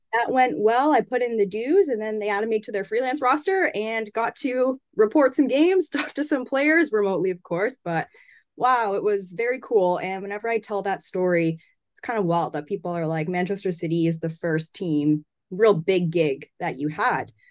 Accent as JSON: {"language": "English", "country": "Canada", "said": "I'm from Canada."}